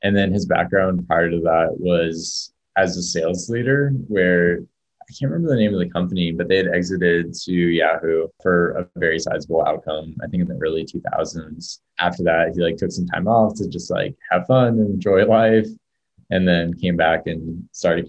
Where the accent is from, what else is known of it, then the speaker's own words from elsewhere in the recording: Orange County, Southern California, United States; also born or lived in San Francisco; now in Boulder, United States; I'm originally from Southern California, like Orange County area.